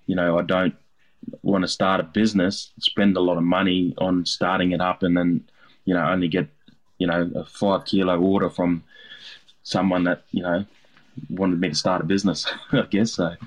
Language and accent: English; Darwin, Northern Territory, Australia; I've had to learn how to what native ingredients are all over Australia, not only what I grew up on in Darwin.